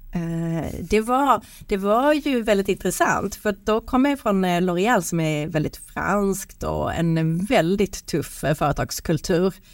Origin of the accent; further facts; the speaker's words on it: Sweden; vi svenskar